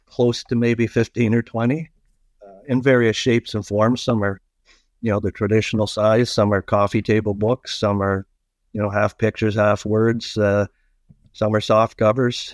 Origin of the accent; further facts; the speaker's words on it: Toronto, Ontario, Canada; also born or lived in East York, Toronto / North York, Toronto; my younger years were in Scarborough. And uh, I went to Winston Churchill High School at Scarborough